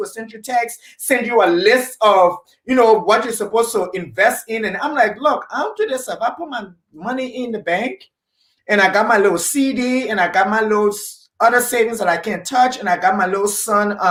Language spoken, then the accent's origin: English; Liberia; like we say in Liberia